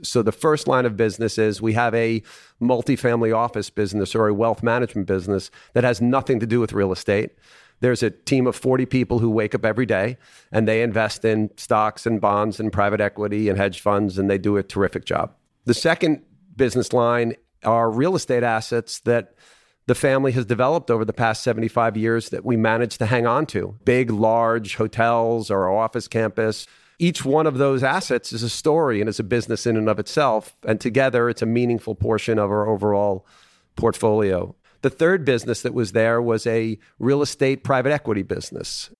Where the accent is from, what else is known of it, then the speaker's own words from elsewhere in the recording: Long Island, Nassau County, New York, United States; moved away as an adult; now in Dallas, United States; I was born and raised in Long Island in Nassau County